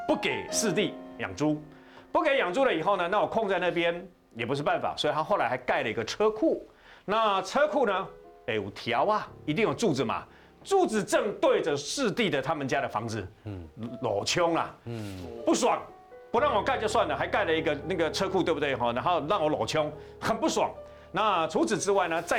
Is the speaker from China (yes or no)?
no; Taiwan; 我们台湾人有一个这样的一个习惯，父母就跟着儿子这样子住就对了啊。